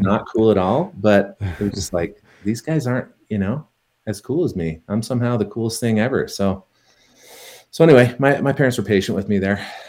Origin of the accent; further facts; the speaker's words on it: Tooele, Utah, United States; moved away as an adult; also born or lived in Las Vegas; now in Salt Lake City, United States; I was from Tooele